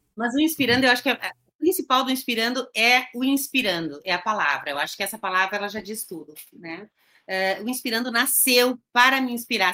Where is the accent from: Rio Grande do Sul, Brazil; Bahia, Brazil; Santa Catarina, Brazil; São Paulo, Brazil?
Rio Grande do Sul, Brazil; eu sou gaúcha